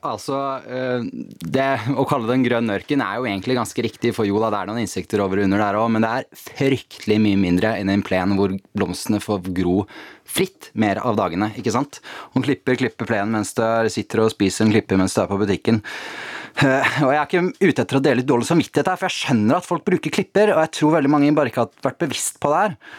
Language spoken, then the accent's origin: Norwegian; Tjøme, Vestfold, Norway; Jeg har vokst opp på Tjøme, da, eh, ute ytterst i Oslofjorden